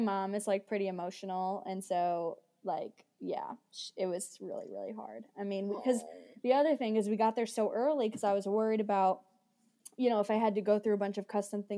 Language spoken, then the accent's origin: English; United States; moved away as an adult; I'm American